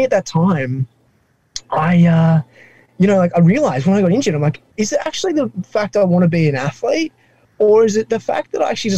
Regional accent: Sydney, New South Wales, Australia; accent: Australian; now in New York City, United States; my accent is not from the deep south. It's from Australia. I grew up in a place called Sydney in the Northern Beaches, Sydney specifically.

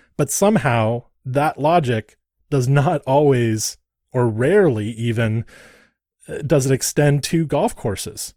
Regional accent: Santa Barbara, California, United States; I grew up in Santa Barbara, California.

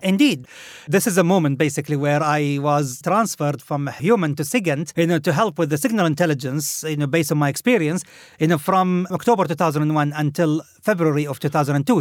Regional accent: Khobar, Eastern Province, Saudi Arabia; moved away; this was in a Khubar, in my hometown

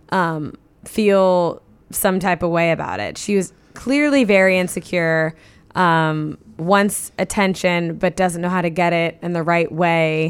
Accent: Midwest, United States; I grew up in the Midwest

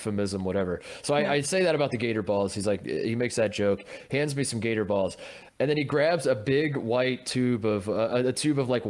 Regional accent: Indiana, United States; my hometown in Indiana

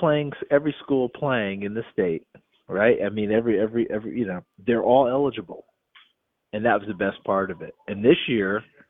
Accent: New York, United States; moved away; also born or lived in East Tennessee; I grew up in New York State, okay? I was born in East Tennessee, grew up in New York State.

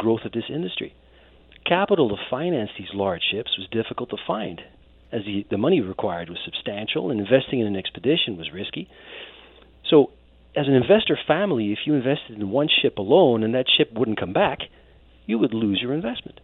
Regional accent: Netherlands; I was born and raised in the Netherlands

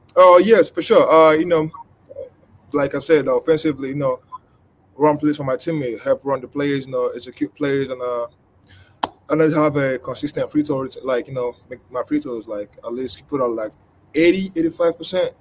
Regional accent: Nigeria; moved away; I grew up in Nigeria.

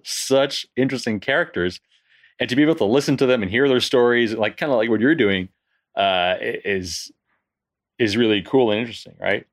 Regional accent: Canada; moved away as an adult; now in France; I'm originally from Canada, and I moved to France in my early twenties.

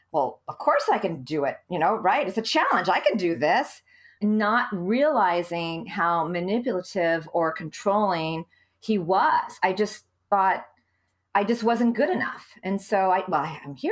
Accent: California, United States; moved away as an adult; also born or lived in Saudi Arabia / Beirut, Lebanon; I'm from California and I met my husband to be in California.

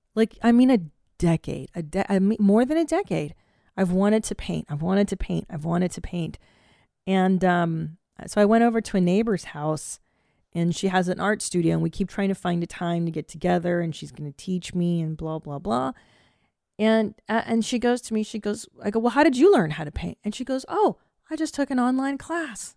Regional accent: California, United States; now in Texas, United States; as a Californian

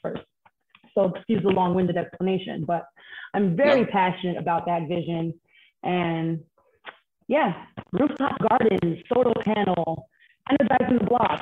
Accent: New York City, New York, United States; I grew up in Bedside, Brooklyn.

